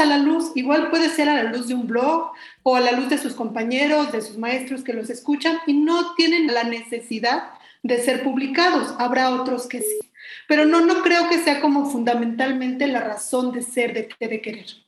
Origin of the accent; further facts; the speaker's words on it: Mexico City, Mexico; pues yo también soy mexicana de la Ciudad de México